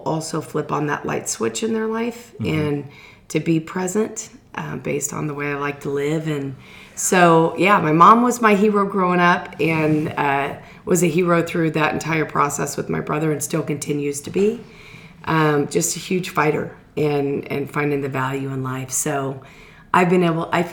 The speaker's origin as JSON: {"language": "English", "town": "Kansas City", "country": "United States", "said": "I'm definitely from Kansas City"}